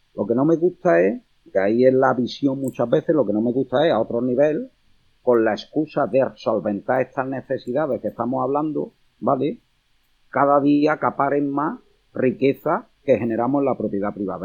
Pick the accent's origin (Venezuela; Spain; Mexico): Spain; Córdoba, Andalusia; como cordobés